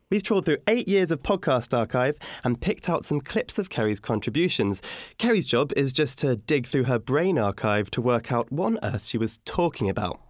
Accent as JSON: {"language": "English", "country": "United Kingdom", "said": "as a Brit"}